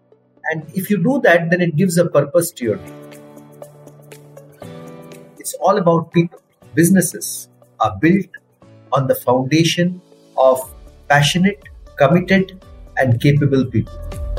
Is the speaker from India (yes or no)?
yes; Salem, Tamil Nadu, India; also born or lived in Mangalore, Karnataka / Kerala; I come from Mangalore in Karnataka. My mother comes from Mangalore. I was born in Mangalore. But most of my school days were lived in Tamil Nadu and Kerala. I grew up in towns like Salem, Coimbatore and Madurai and Kollam in Kerala.